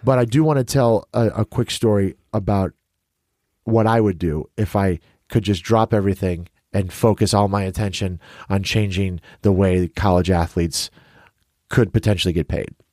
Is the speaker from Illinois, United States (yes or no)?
yes; Chicago, Illinois, United States; I'm from Chicago